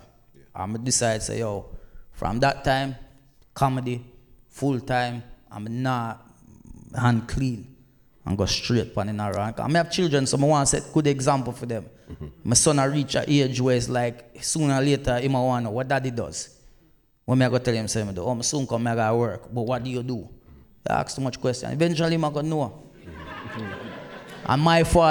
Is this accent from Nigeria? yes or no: no; Black River, Saint Elizabeth, Jamaica; also born or lived in England; now in United Kingdom; Because I didn't grow up in England, and through me, I come from Jamaica